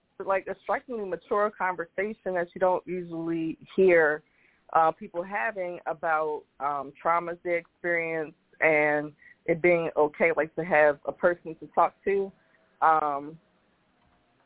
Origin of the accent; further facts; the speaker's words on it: Baltimore, Maryland, United States; I'm from Baltimore